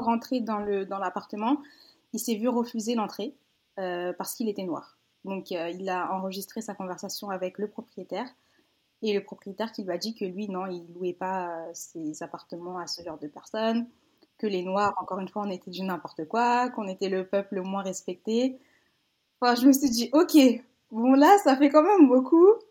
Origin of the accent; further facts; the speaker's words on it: Paris region, Île-de-France, France; moved away as an adult; also born or lived in Villeneuve-Saint-Georges / Seine-et-Marne / Essonne / Benin (ancestry); now in Quebec City, Canada; J'ai grandi en région parisienne. Euh, bon, je suis née dans le 94 à Villeneuve-Saint-Georges. Ensuite, j'ai déménagé quand j'avais